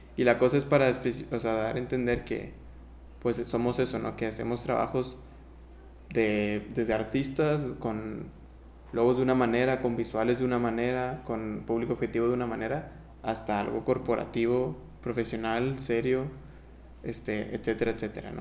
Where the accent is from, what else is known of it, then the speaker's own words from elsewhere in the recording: Mexico; also born or lived in Honduras; Por dos años seguidos no vine yo a México, no vi a mi familia